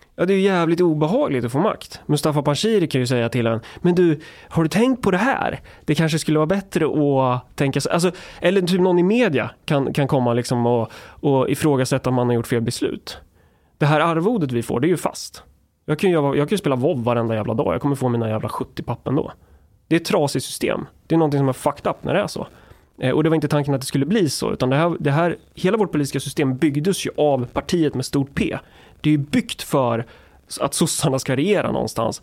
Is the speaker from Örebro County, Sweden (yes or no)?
yes; Närke, Örebro County, Sweden; jag är från Närke